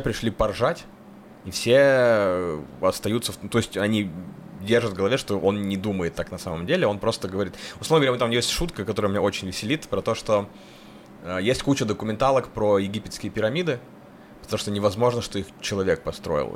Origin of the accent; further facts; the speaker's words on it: Kursk Oblast, Russia; moved away; мои корни вот в Курской области